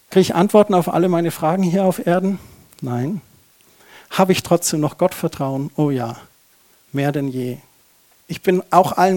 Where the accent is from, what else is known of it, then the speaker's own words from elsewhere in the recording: Germany; Das ist doch so ein Tabuthema. Da sind wir Deutsche doch so verkrampft.